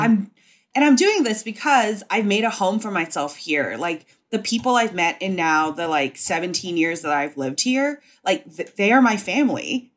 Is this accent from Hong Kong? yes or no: yes; Hong Kong; moved away as an adult; also born or lived in Singapore / Indonesia / Savannah, Georgia; now in New York, United States; I was born in Singapore and I, uh, lived in Indonesia and I mostly grew up in Hong Kong. So I was in Hong Kong from when I was five to eighteen